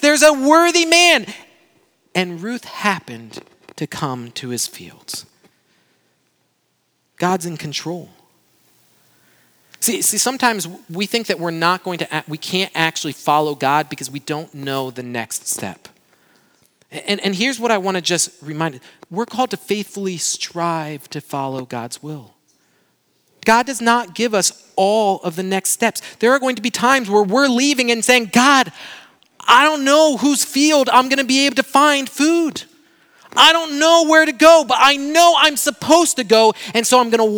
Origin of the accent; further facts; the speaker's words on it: Brazil; now in United States; my hometown in Brazil